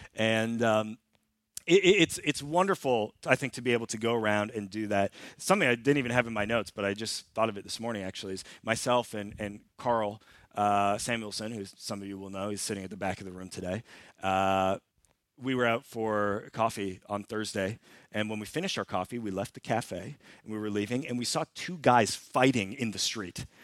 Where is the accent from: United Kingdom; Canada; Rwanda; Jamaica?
Canada; now in Sweden; I'm Canadian, and we lived in Canada for a number of years